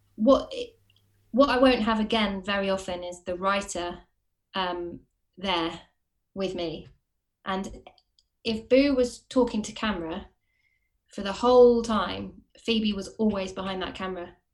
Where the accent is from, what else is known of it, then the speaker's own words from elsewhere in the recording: Watford, East of England, United Kingdom; moved away as an adult; also born or lived in Camden, London / Hackney, London; now in London, United Kingdom; I'm from Watford, but I live in Camden